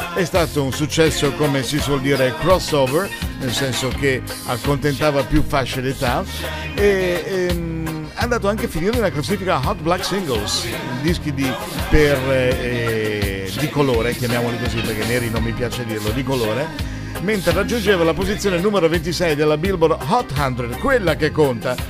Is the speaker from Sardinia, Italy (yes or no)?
no; Liguria, Italy; sono ligure. L'unica sfiga che ci può capitare in Liguria d'estate è avere il tempo brutto